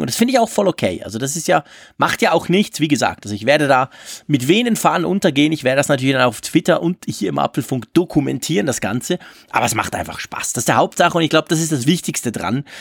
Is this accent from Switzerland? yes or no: yes; Switzerland